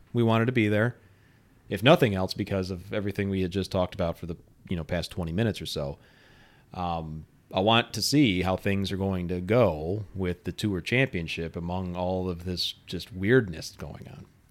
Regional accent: Lemont, Illinois, United States; here in my hometown.

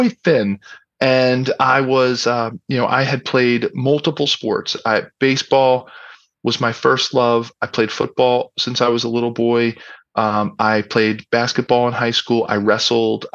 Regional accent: Philadelphia, Pennsylvania, United States; I grew up in Philadelphia. I was born in city in South Philadelphia

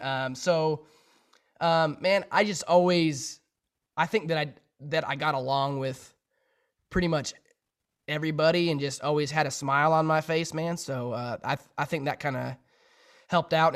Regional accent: Sheridan, Wyoming, United States; my hometown in Sheridan, Wyoming

